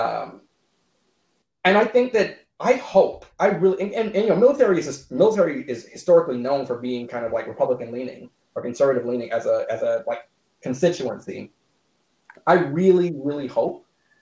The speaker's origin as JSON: {"language": "English", "town": "Savannah", "region": "Georgia", "country": "United States", "tie": "born or raised there", "said": "I grew up in Savannah"}